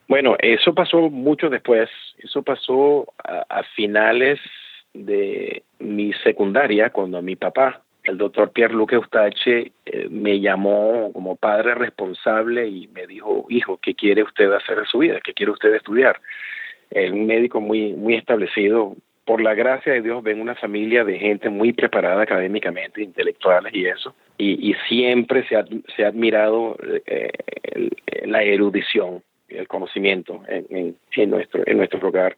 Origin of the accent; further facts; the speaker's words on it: Caracas, Capital District, Venezuela; nací y me crié en Caracas, Venezuela